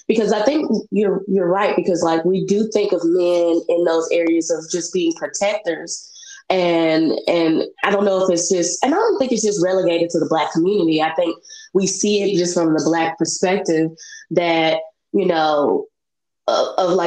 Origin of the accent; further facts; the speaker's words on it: Memphis, Tennessee, United States; I'm from Memphis.